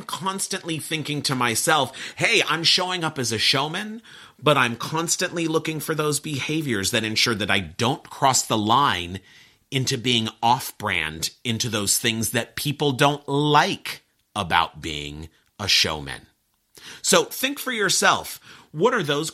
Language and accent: English; Pasadena, California, United States; my years growing up in Pasadena